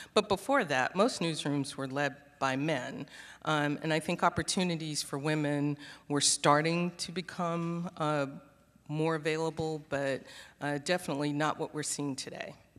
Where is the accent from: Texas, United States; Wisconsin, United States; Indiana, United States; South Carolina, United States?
South Carolina, United States; Charleston; moved away as an adult; also born or lived in Minneapolis, Minnesota / Saint Paul, Minnesota; now in Houston, United States; But I am a Southerner. I grew up in Charleston, South Carolina, and went to school in North Carolina.